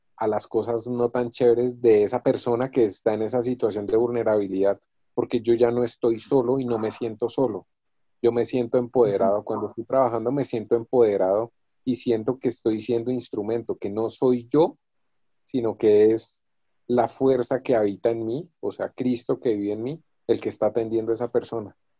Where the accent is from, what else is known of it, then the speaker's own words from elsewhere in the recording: Boyacá, Colombia; moved away; yo soy de Boyacá